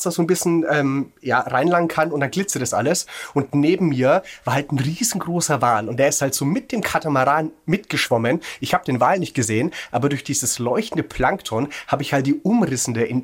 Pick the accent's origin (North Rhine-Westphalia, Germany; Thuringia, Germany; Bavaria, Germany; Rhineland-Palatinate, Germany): Bavaria, Germany; Würzburg; ich komme ursprünglich aus Würzburg